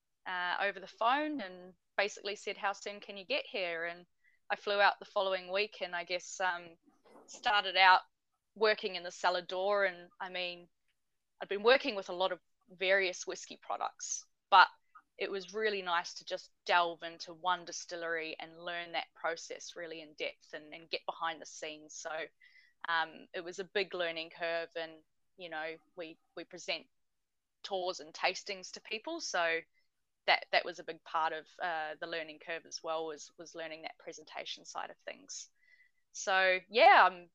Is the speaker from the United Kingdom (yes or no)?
no; New Zealand; also born or lived in Norway; now in Tasmania, Australia; being a New Zealander